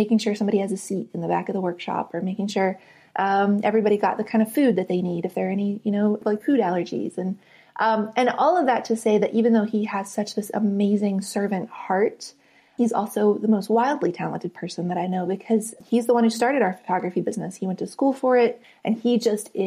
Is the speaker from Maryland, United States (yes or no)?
no; West Virginia, United States; moved away as an adult; I grew up in West Virginia on the very top of a mountain called Fenwick Mountain.